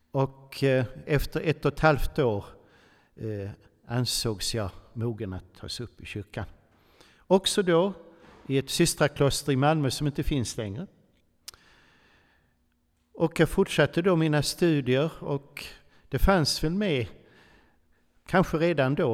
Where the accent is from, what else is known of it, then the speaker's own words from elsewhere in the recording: Switzerland; born there; jag föddes faktiskt i Schweiz på ett katolskt sjukhus och möjligtvis har dessa nunnor stängt lite vigvatten på mig.